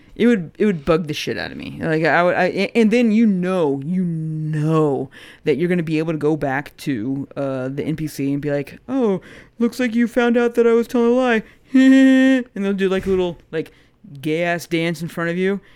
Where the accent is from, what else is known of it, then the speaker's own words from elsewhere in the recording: United States; as an American